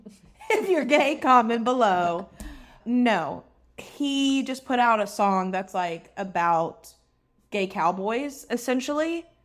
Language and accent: English; the South, United States; We grew up in the South.